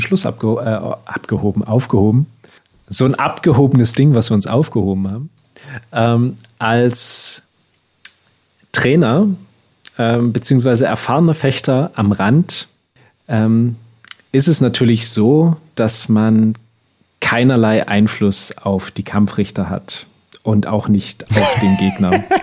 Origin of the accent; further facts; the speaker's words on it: Switzerland; bei uns in der Schweiz